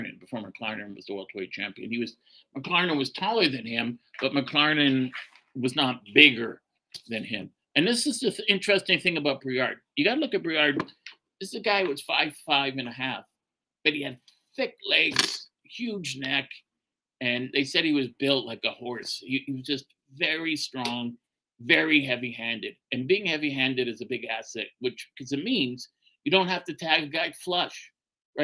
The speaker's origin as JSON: {"language": "English", "country": "Canada", "accent": "Canadian", "said": "Boy, do I sound like a Canadian. I am a Canadian."}